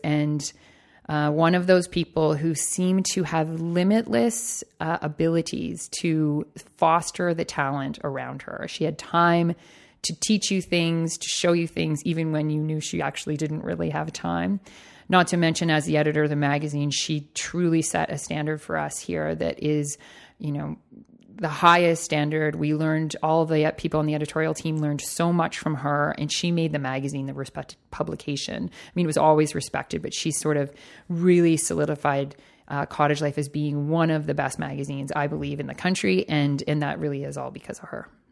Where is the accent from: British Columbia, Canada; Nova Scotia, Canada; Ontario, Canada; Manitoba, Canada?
Ontario, Canada; Toronto; I am born and raised in Toronto